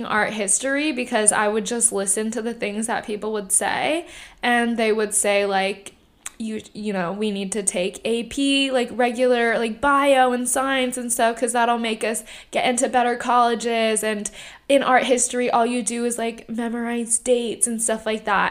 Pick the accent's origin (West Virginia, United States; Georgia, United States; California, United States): California, United States; Irvine; also born or lived in Fountain Valley, California; So I grew up, I was born in Fountain Valley, California. And I grew up in Irvine. I moved to Irvine when I was 6 years old.